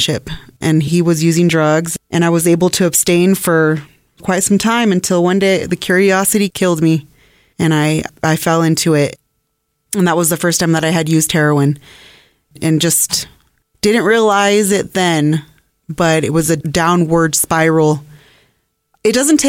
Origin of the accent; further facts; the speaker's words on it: Loveland, Colorado, United States; now in Brighton, United States; I am born and raised in Loveland, Colorado. I currently reside in Brighton with my husband and my two children.